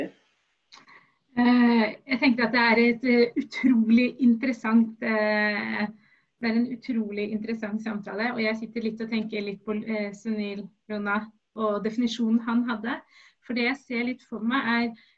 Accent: Oslo, Norway; Jeg er norsk-somalier, født i Oslo

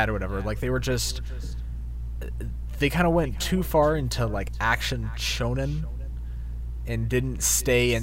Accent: Alabama, United States; I'm from Alabama

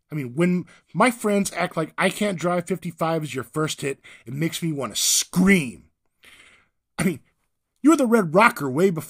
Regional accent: Whittier, California, United States; also born or lived in San Diego; I'm from California too, Whittier, by way of San Diego.

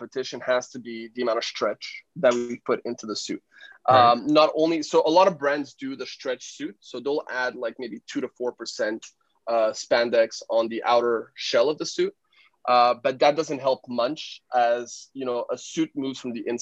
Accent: Canada; moved away as an adult; now in Shanghai, China; So I moved from Canada. I'm originally Canadian

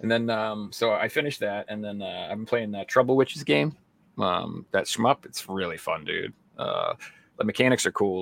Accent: United States; I'm from America

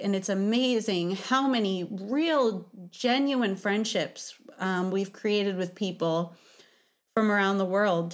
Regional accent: New York City, New York, United States; I think it's due to me being a New Yorker. Uh, I was born in Brooklyn

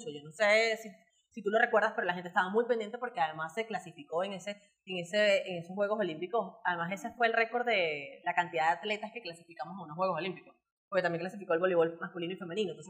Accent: Margarita, Nueva Esparta, Venezuela; No, mira, yo era de Magallanes, pero es que yo soy de Margarita y ahora soy de Bravo, pues.

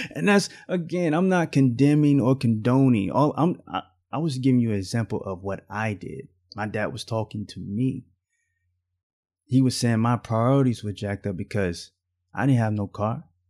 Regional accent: Alabama, United States; I grew up in the South. I was raised in Alabama.

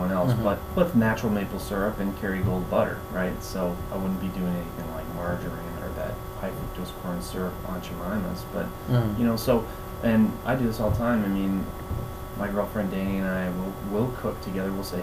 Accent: Minneapolis, Minnesota, United States; moved away as an adult; now in Cape Coral, United States; I grew up in South Minneapolis, and I'm down here in Florida now

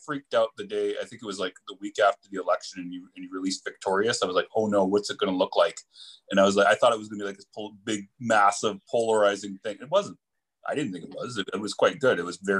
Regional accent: Canada; me kind of as a Canadian

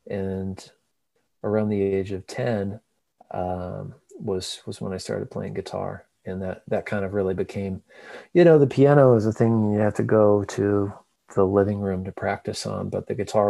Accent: rural Missouri, United States; moved away as an adult; now in Nashville, United States; Yeah, rural Missouri, sort of just the middle of really of nowhere, middle of the country. And my grandfather's a farmer, and we lived, you know, the closest town, like where I went to school, was population

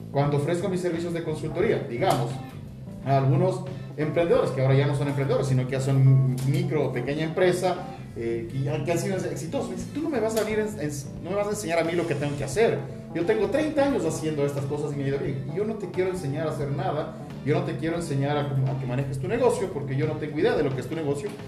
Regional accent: Ecuador; somos los latinos y los ecuatorianos

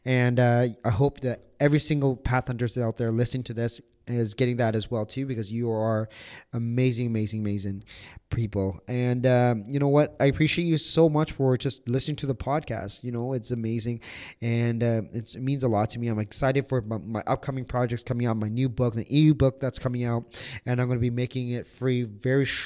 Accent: Toronto, Ontario, Canada; we're from Toronto

